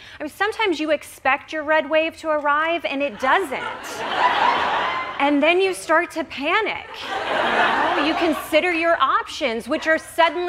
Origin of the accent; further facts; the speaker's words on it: Kentucky, United States; my home state of Kentucky.